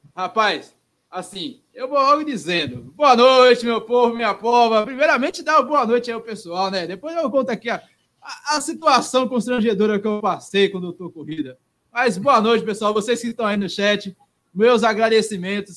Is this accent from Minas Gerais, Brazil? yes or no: yes; Minas Gerais, Brazil; eu como mineiro